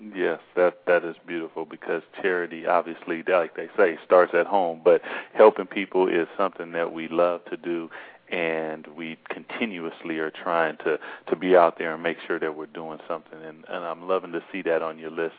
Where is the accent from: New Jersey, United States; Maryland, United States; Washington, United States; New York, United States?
Washington, United States; Seattle; we're Seattle Seahawks fans and we're from Seattle